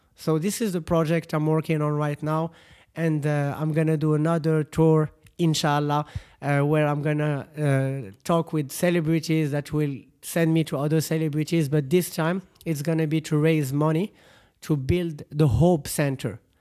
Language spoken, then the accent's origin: English; Morocco; here in Morocco